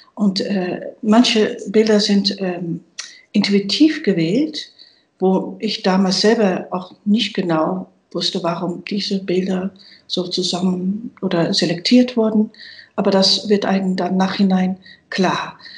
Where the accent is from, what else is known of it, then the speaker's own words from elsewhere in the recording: Netherlands; German is a second language; moved away; Ich bin gebürtige Niederländerin.